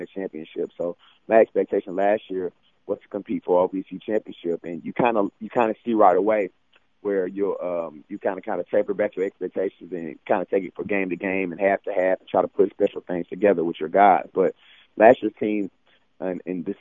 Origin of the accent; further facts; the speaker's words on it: Nashville, Tennessee, United States; I'm from Nashville. My family's here.